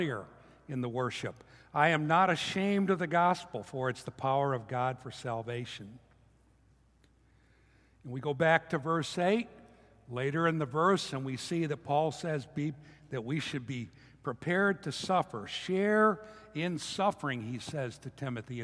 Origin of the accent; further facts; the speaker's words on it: United States; as American Christians